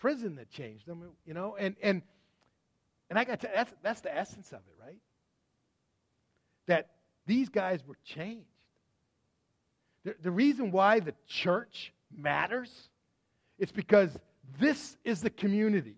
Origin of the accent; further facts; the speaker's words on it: Massachusetts, United States; also born or lived in Texas; we grew up in Massachusetts